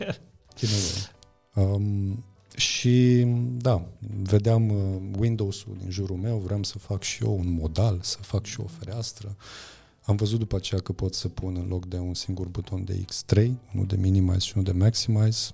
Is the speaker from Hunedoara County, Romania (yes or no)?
yes; near Deva, Hunedoara County, Romania; eu sunt de lângă Deva, am crescut uh-huh. lângă Deva și am fost acolo la generală și la liceu.